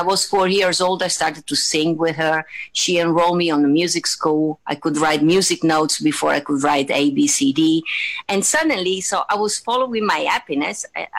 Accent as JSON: {"language": "English", "town": "Venice", "region": "Veneto", "country": "Italy", "said": "For all over the world, in Italy, for us, it's a dream to come to Vegas"}